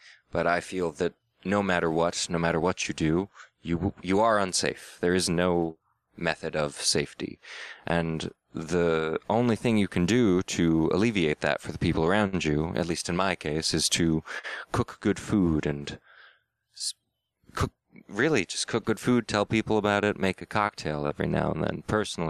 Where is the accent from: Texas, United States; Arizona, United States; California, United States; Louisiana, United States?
California, United States; San Marcos; Where I grew up in San Marcos, California